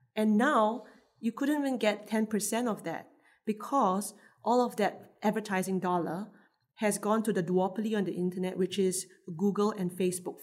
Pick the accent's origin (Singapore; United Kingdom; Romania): Singapore; I'm Singaporean. I work here